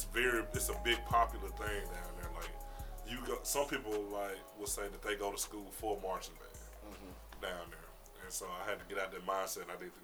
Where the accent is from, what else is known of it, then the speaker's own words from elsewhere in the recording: Memphis, Tennessee, United States; moved away as an adult; But I came from Memphis. I went to Whitehaven High School down there.